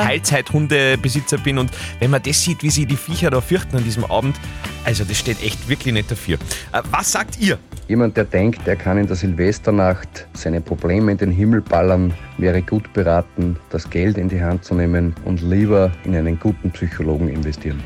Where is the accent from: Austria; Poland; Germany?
Austria; Upper Austria; bei uns in Oberösterreich